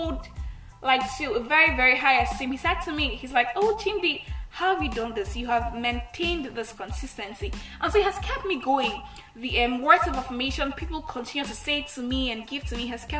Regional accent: Nigeria; I'm the Nigerian Christian Talkaholic

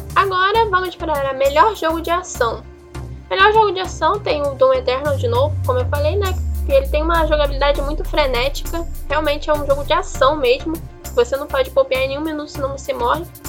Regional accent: Brazil; eu sou brasileira

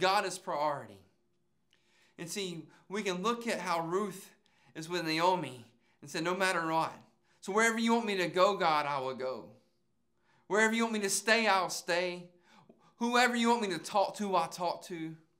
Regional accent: Calhoun County, Florida, United States; I'm from Calhoun County, Florida.

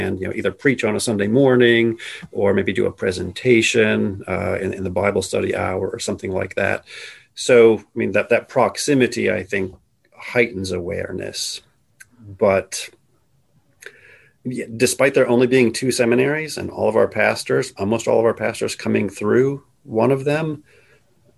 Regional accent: Midwest, United States; since I grew up in the Midwest, our eighth grade class trip was invariably to St. Louis

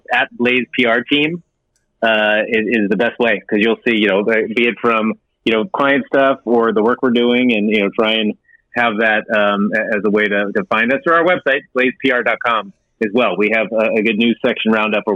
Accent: Pittsburgh, Pennsylvania, United States; now in Santa Monica, United States; I'm from Pittsburgh

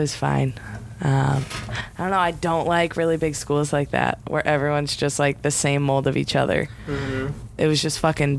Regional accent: Wisconsin, United States; Hey, I don't have any cheese, and I think I do, but I don't, cause I'm from Wisconsin.

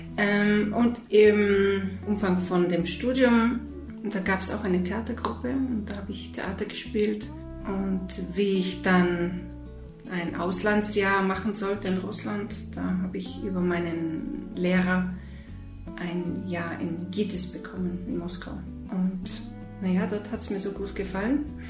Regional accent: Bavaria, Germany; also born or lived in Moscow, Russia; ich komme aus Bayern und ich wohne außerhalb von München, im Süden von München

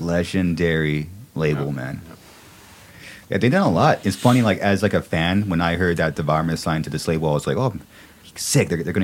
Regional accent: California, United States; being born and raised in California

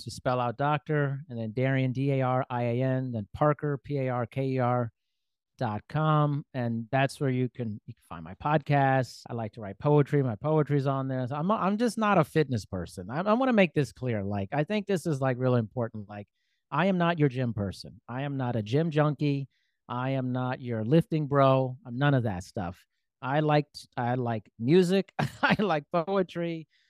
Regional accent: Germany; born there; also born or lived in United States; And so I wasn't born in the United States. I was born in Germany. I've lived there twice.

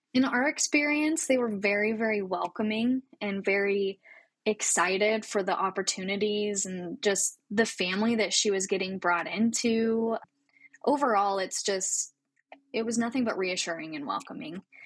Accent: Coeur d'Alene, Idaho, United States; Born and raised in North Idaho, a tiny little town called Coeur d'Alene

